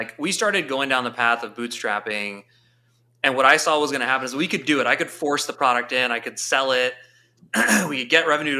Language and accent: English; St. Louis, Missouri, United States; moved away as an adult; I grew up in my immigrant household, born and raised in St. Louis, very proudly. And I was away for 18 years, and I actually just moved back. So I'm St. Louis for life.